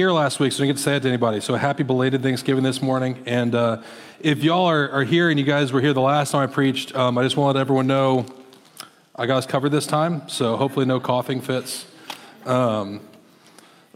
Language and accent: English; Iowa, United States; moved away; I'm from Iowa originally